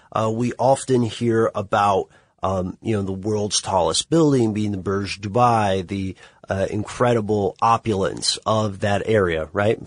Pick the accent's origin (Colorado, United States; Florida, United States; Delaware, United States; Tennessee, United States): Tennessee, United States; Nashville; I'm from Tennessee. I have a, a city boy reputation I'll never be able to get rid of because I committed the grievous sin of being born in Nashville